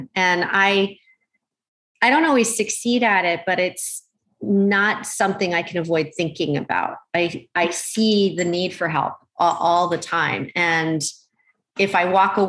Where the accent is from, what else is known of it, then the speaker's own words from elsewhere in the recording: Malaysia; born there; Yeah, I mean, I was born in Malaysia.